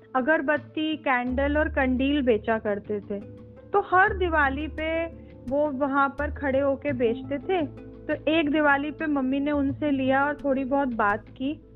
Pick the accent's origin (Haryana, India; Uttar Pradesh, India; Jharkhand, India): Uttar Pradesh, India; Meerut; मैं मेरठ से हूँ मेरी मदर मेरठ में रहती हैं